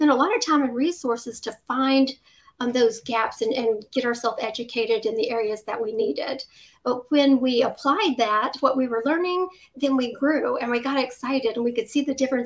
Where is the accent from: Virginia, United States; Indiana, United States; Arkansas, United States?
Virginia, United States; I've lived in Virginia all my life